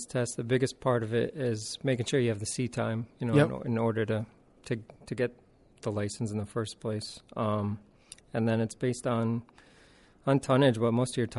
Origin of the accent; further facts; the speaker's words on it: Windham, Connecticut, United States; I grew up in Windham, not really down by the shore or anything